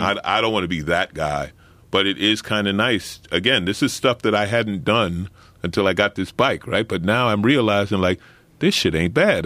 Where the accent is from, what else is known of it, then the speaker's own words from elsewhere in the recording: New York City, New York, United States; I grew up in Saint Albans, Queens, working class black neighborhood